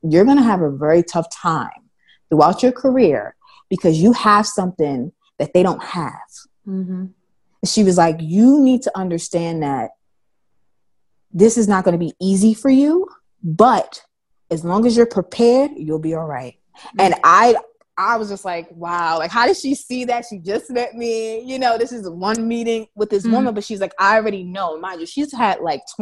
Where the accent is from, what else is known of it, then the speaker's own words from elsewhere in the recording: New York City, New York, United States; as a New Yorker